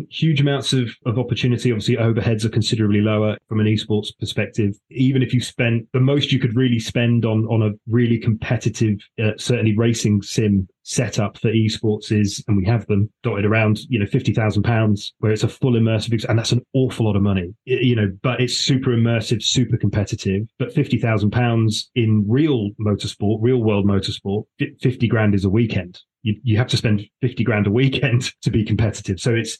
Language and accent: English; Gibraltar; I'm like, oh, by the way, I'm from Gibraltar, it's lovely, you should visit.